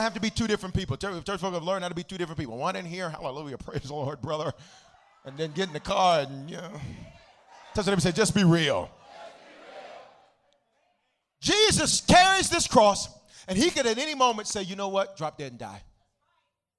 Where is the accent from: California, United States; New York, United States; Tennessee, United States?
Tennessee, United States; Memphis; I'm from Memphis